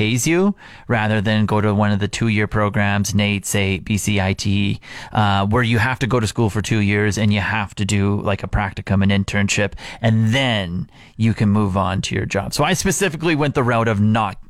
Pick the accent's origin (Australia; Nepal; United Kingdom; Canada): Canada; Regina, Saskatchewan; moved away; My hometown of Regina